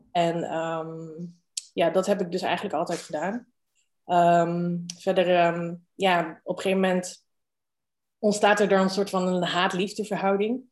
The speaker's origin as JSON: {"language": "Dutch", "town": "Rijswijk", "region": "South Holland", "country": "Netherlands", "tie": "born or raised there", "also_born_or_lived": "Rotterdam / Amsterdam / Hong Kong", "said": "geboren in Rotterdam, opgegroeid in Rijswijk"}